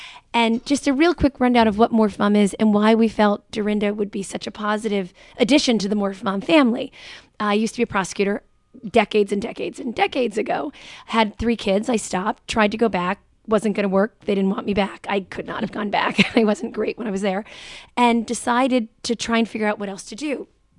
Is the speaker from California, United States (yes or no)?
no; Jersey City, New Jersey, United States; as well as in my hometown, Jersey City, Hudson mm-hmm. County